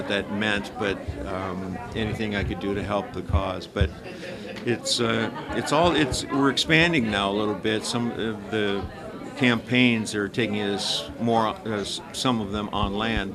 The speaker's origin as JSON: {"language": "English", "region": "Minnesota", "country": "United States", "tie": "born or raised there", "said": "I'm from Minnesota, and so I grew up around water, in water, basically."}